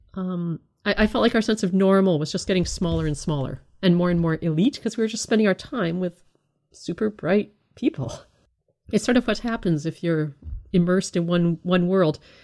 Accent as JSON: {"language": "English", "country": "Canada", "tie": "born or raised there", "said": "I was brought up in the United Church of Canada"}